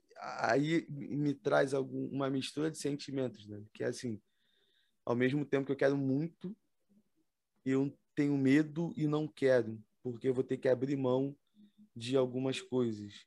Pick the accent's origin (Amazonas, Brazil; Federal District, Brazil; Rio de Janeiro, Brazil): Rio de Janeiro, Brazil; Nilópolis; accent: carioca; sou de Nilópolis, Baixada Fluminense, Estado do Rio de Janeiro